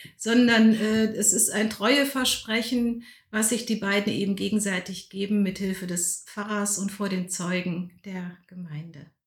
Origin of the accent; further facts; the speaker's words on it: North Rhine-Westphalia, Germany; moved away as an adult; also born or lived in Karlsruhe / Bonn / Berlin; now in Lütte, Germany; Und durch die Industrie ist mein Vater als Ingenieur an den linken Niederrhein gekommen. Da habe ja. ich katholisches, ländliches Umfeld als Kind ja. und Jugendliche kennengelernt